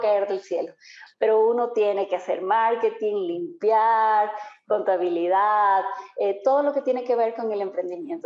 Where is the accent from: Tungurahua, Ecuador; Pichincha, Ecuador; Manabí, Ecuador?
Tungurahua, Ecuador; Ambato; now in Quito, Ecuador; yo soy ambateña. Yo nací en Ambato, eh, pero estoy radicada ya en Quito ya como 22 años.